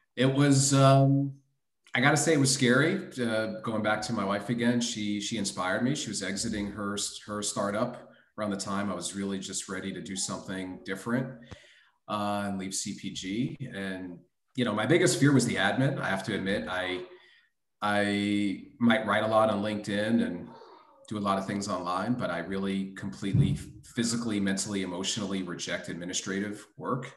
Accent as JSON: {"language": "English", "town": "Miami", "region": "Florida", "country": "United States", "tie": "born or raised there", "also_born_or_lived": "Brooklyn, New York", "said": "got yanked out of the borough at a early age by my parents, who brought me down to Miami, Florida, to grow up in the sun and fun"}